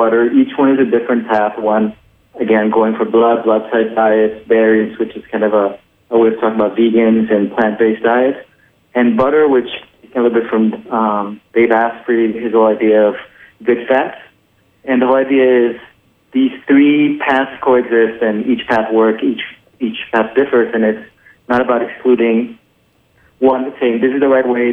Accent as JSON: {"language": "English", "country": "Colombia", "moved": "yes", "lives_now": "United States", "said": "I'm originally from Colombia. I've been living in the States for the past 16 years"}